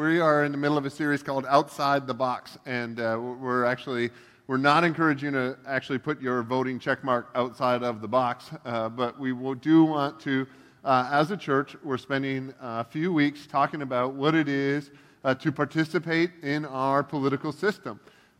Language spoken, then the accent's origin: English; Canada; moved away as an adult; also born or lived in northeast Georgia; now in United States; I'm very Canadian and don't get to vote.